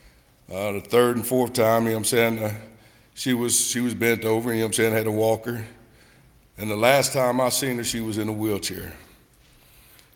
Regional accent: Knoxville, Tennessee, United States; I grew up in Knoxville, Tennessee

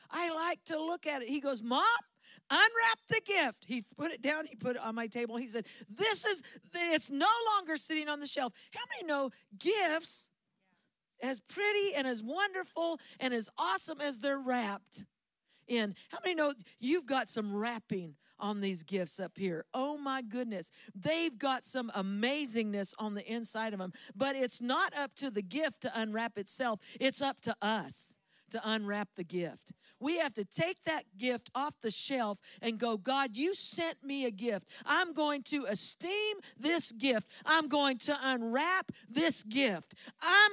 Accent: Central Valley of California, United States; I'm from the Central Valley of California.

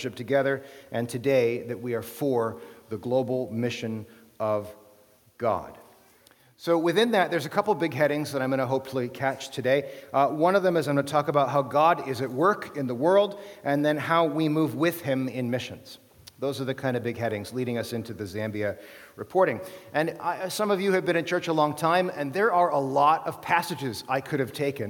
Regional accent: United States; moved away as an adult; now in Canada; as an American

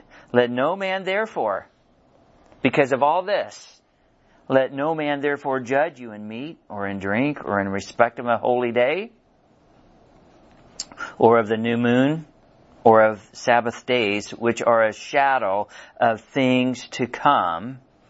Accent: Missouri, United States; because, you know, we're from Missouri and we got to see it.

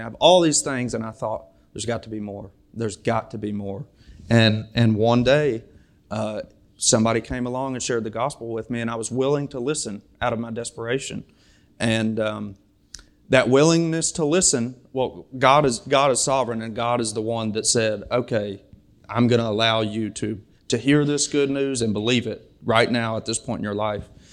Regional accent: Springfield, United States; now in Bellevue; I'm from Springfield, but now my home is in Bellevue

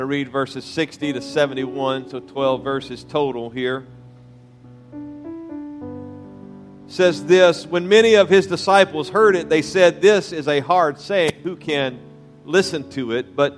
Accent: Louisiana, United States; moved away; also born or lived in Mississippi; born in Mississippi, raised in Louisiana

